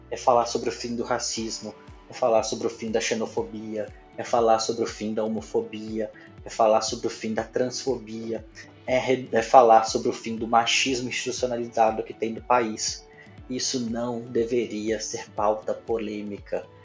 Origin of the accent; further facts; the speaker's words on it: Minas Gerais, Brazil; Eu nem sou religioso, mas como bom mineiro que sou, eu fiz primeira comunhão, eu fiz, eu me crismei, sou batizado na Igreja Católica